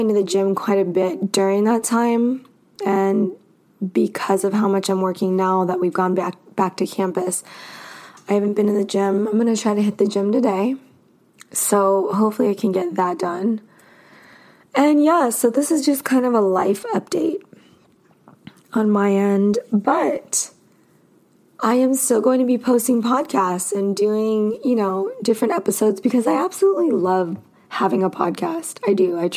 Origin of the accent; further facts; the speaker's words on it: Los Angeles, California, United States; now in Arizona, United States; I am from California. I'm from Los Angeles